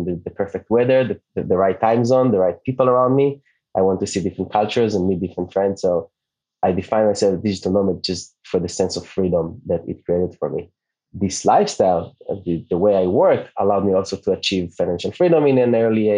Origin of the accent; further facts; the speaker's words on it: Israel; first language Hebrew; English is a second language; moved away as an adult; also born or lived in New York; And … is an Hebrew name. Where I'm from Israel. My native language